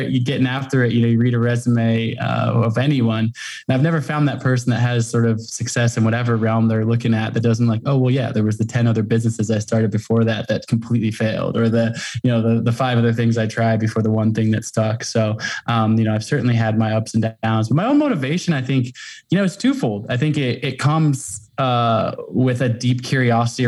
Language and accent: English; Portland, Oregon, United States; now in Jackson Hole, United States; I grew up in Portland, Oregon, and have kind of lived all over the world and the country.